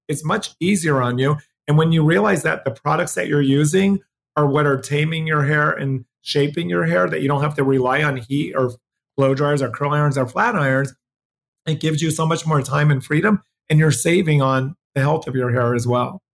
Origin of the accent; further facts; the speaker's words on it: Pennsylvania, United States; also born or lived in New Jersey; now in Los Angeles, United States; I grew up in New Jersey and Pennsylvania, mostly Pennsylvania